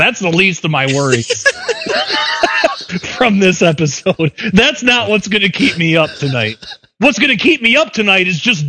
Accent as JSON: {"language": "English", "region": "Michigan", "country": "United States", "said": "Well, I'm from Michigan. We have all that stuff except instead of cows we have deer."}